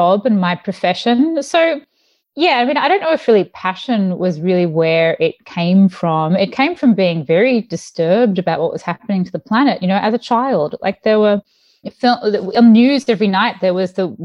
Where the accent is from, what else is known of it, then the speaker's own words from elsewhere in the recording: Mornington Peninsula, Melbourne, Victoria, Australia; moved away as an adult; now in San Francisco, United States; I grew up in the Mornington Peninsula in Melbourne